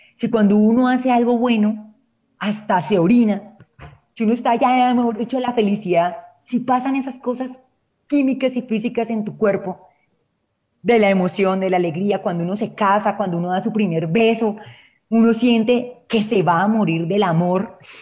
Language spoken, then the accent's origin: Spanish; Colombia; aquí en Colombia decimos